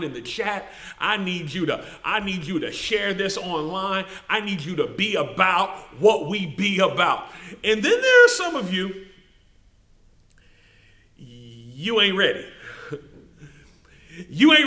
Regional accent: Memphis, Tennessee, United States; we as Memphians

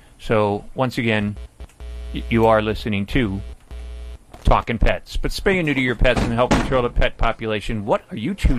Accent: Greece; And I was like a kid in a candy store because I was from Greece. I was in love with ….

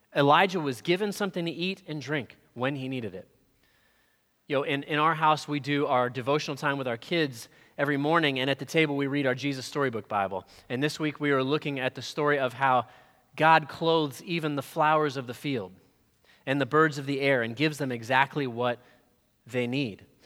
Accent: Florida, United States; We're from Florida

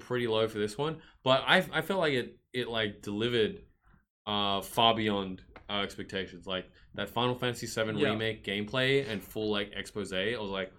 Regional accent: Australia; There are some disadvantages to being Australian

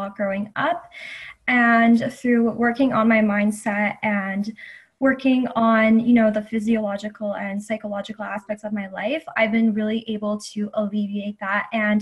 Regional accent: Toronto, Ontario, Canada; now in Guelph, Canada; I grew up in the Greater Toronto Area, and that is my hometown. However, I go to school in a city called Guelph

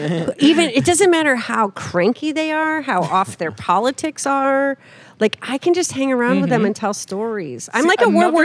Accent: Fulton, New York, United States; now in Portland, United States; So I grew up in a great little city, Fulton, New York, Rust Belt city, back when there were actually jobs in manufacturing.

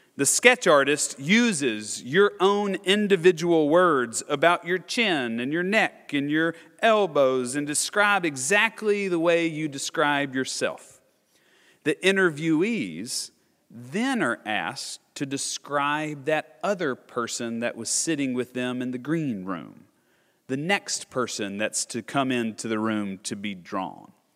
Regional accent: Nashville, Tennessee, United States; I'm born and raised in Nashville or just right outside of Nashville

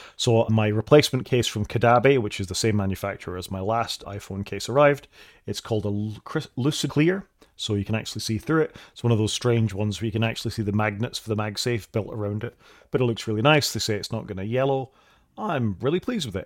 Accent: United Kingdom; we're both Brits

